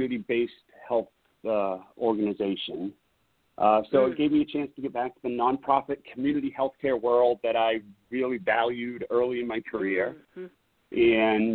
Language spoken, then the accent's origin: English; New Hampshire, United States; moved away as an adult; now in Seattle, United States; I grew up in New Hampshire.